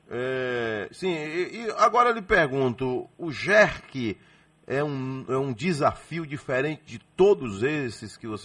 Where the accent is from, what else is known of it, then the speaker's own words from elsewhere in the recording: Salvador, Bahia, Brazil; Sou, sou daqui de Salvador.